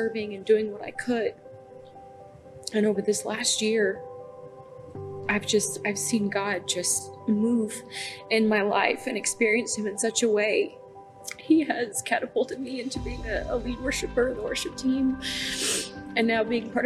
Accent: North Texas, United States; moved away as an adult; now in Norman, United States; I was originally from North Texas, grew up down there, moved here about 5.5 years ago

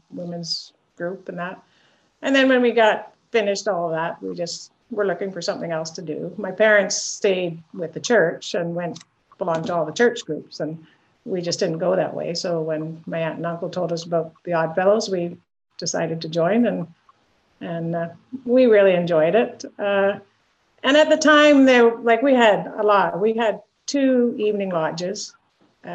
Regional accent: Victoria, British Columbia, Canada; I'm actually born and raised in Victoria

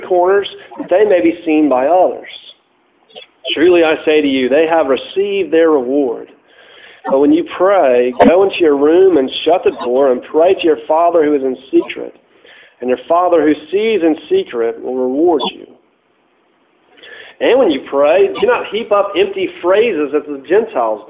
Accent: Tallahassee, Florida, United States; I'm from Tallahassee

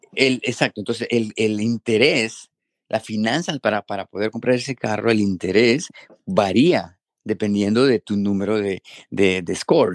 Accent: Honduras; moved away as an adult; now in Minnesota, United States; yo obviamente crecí en Honduras

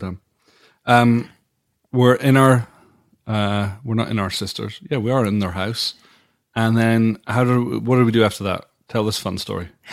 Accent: Dundee, Scotland, United Kingdom; moved away; my hometown of Dundee

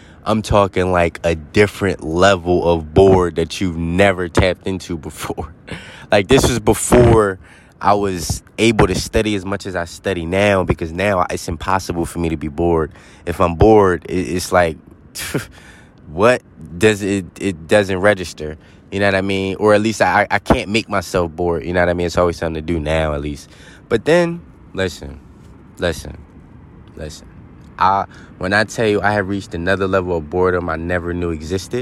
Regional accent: Philadelphia, Pennsylvania, United States; moved away; I'm straight from the city. I'm from Philly

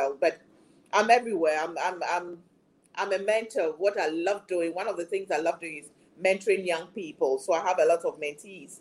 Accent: Ghana; created me as a Ghanaian, as an African

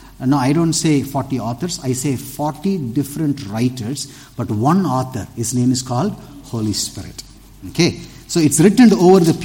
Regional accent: Tirunelveli, Tamil Nadu, India; I'm from the South also, Trinilveli

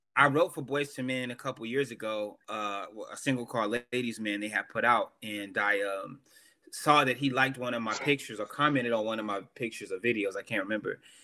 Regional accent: the South, United States; I'm from the South

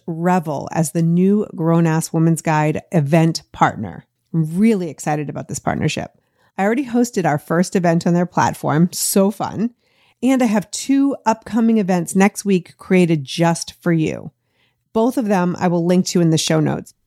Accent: Boston, Massachusetts, United States; moved away as an adult; now in Los Angeles, United States; I grew up in Boston, the eleventh of thirteen kids, before moving to L A twenty-seven years ago this week

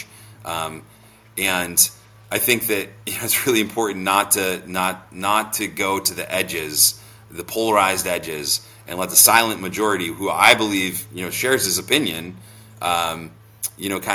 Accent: Vermont, United States; I'm from Vermont.

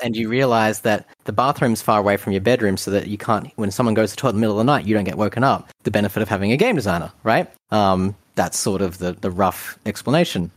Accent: Australia; Being an Australian

